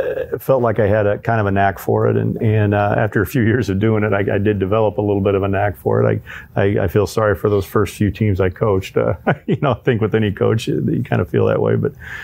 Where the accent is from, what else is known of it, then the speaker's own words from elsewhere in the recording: Illinois, United States; Then we moved up north into central Illinois, and then up near the Quad Cities is where I finished high school, and then came back to Bloomington to go to central Illinois to go to ISU